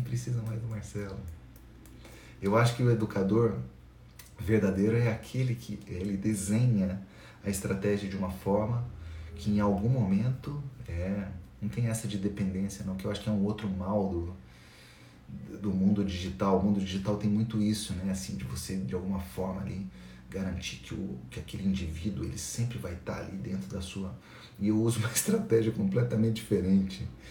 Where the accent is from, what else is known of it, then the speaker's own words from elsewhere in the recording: Itajubá, Minas Gerais, Brazil; eu sou de Itajubá, sul de Minas Gerais, uma cidade perto de Poço de Caldas, de Pouso Alegre.